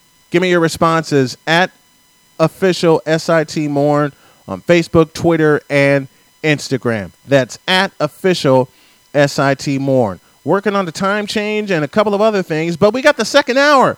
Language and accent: English; Chicago, Illinois, United States; moved away; my hometown of Chicago